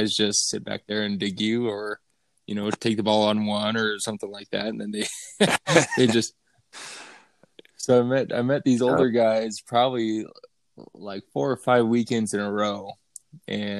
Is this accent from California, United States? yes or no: no; Elizabeth, Colorado, United States; moved away as an adult; also born or lived in San Diego; I grew up in Elizabeth, Colorado